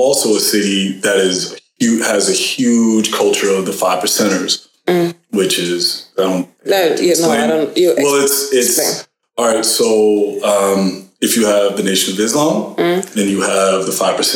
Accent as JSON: {"language": "English", "country": "United States", "moved": "yes", "lives_now": "Sweden"}